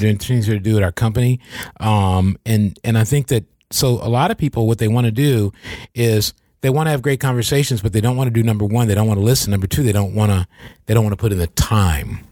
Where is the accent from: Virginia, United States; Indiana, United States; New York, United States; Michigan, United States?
Michigan, United States